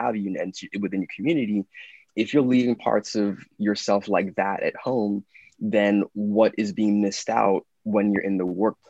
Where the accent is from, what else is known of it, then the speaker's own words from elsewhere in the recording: London, United Kingdom; born there; I was born in London.